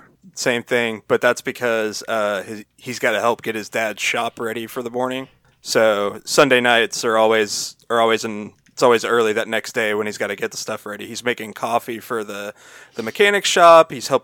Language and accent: English; Texas, United States; I'm from Texas. What do you think, sir?